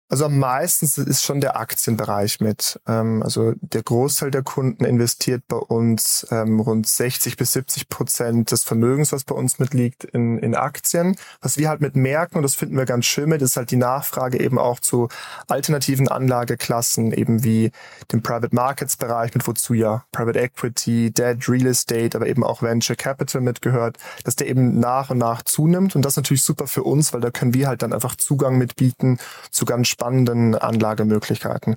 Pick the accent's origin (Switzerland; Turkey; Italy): Switzerland; bei uns in der Schweiz